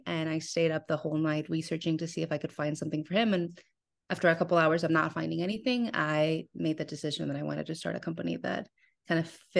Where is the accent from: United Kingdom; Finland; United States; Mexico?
Mexico; We're born and raised in Mexico, so Mexican candy has always been a part of our lives, specifically chamoy.